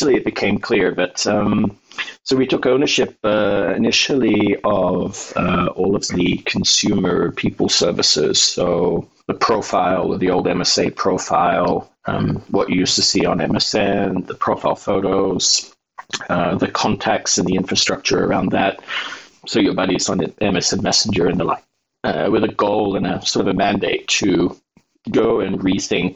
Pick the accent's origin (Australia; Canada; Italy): Australia; moved away as an adult; also born or lived in Norway / United Kingdom / Germany / Russia; now in Oslo, Norway; I grew up in Australia and I was there for roughly, I think, 20 years of my life, born there, of course